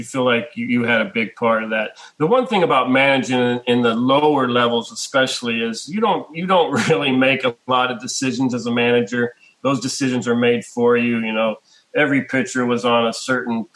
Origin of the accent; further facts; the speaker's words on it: Pittsburgh, Pennsylvania, United States; I'm from Pittsburgh